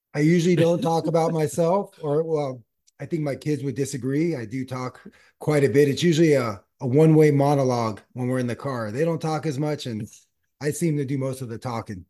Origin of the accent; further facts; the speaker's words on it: Los Angeles, California, United States; also born or lived in San Diego / Australia; born and raised in the San Fernando Valley